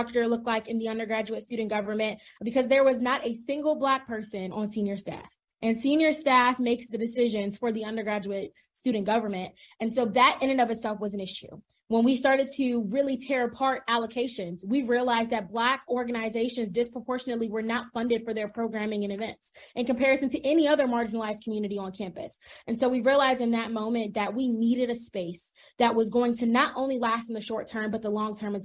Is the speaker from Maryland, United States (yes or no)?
yes; Prince George's County, Maryland, United States; moved away as an adult; I am originally from Prince George's County, Maryland, and that is a predominantly Black community